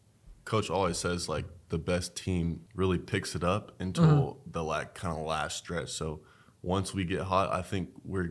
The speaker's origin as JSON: {"language": "English", "region": "Texas", "country": "United States", "tie": "born or raised there", "moved": "as an adult", "lives_now": "Kansas, United States"}